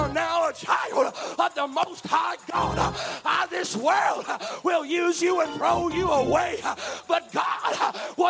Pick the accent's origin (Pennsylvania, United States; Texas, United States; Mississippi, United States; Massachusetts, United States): Mississippi, United States; I speak in double negatives. I'm from Mississippi.